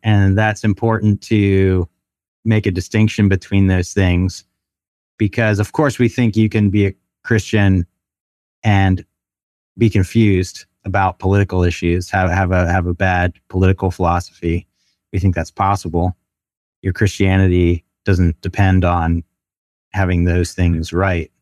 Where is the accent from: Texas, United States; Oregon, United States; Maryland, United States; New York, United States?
Maryland, United States; Baltimore; moved away as an adult; also born or lived in Chattanooga / Canada / Amsterdam / Japan; I'm originally from Baltimore, grew up there for the most part